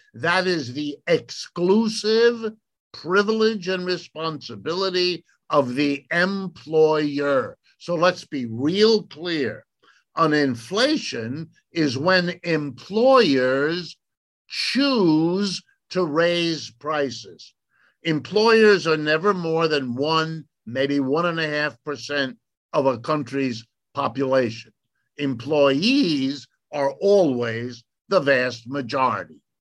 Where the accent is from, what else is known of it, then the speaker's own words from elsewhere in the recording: United States; I speak as an American